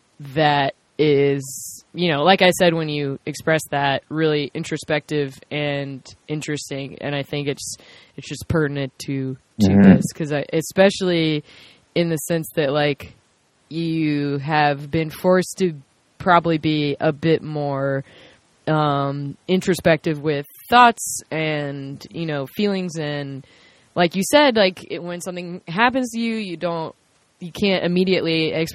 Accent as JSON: {"language": "English", "town": "Lancaster", "region": "South Carolina", "country": "United States", "said": "I'm from Lancaster."}